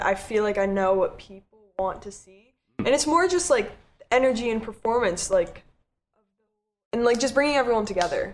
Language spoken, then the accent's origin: English; Connecticut, United States; moved away; my hometown friends, I was out with them mm-hmm. in Connecticut